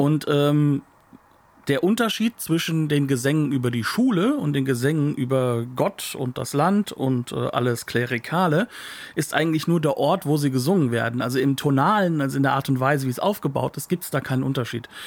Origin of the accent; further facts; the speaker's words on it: Germany; als Deutscher